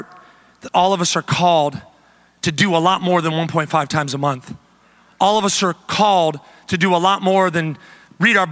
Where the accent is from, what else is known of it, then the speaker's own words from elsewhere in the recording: the South, United States; moved away; also born or lived in the Midwest; we come from the South, where Chick-fil-A and Hobby Lobby are kind of the staples